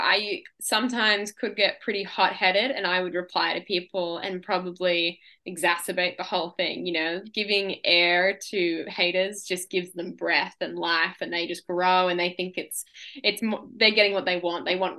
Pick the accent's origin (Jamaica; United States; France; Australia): Australia; Yeah. I have a lot of pride being an Aussie and being a female in the sport.